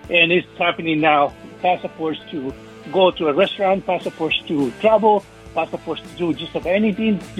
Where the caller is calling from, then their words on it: Kennewick, Washington, United States; Yeah, this is uh, … from from